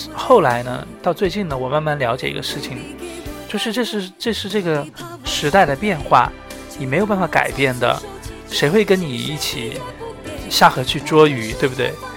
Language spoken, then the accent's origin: Chinese; Sichuan, China; 我作为四川人